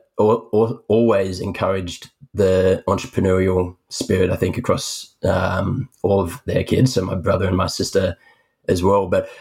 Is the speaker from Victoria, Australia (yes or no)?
no; Sydney, New South Wales, Australia; born and raised in Sydney, Australia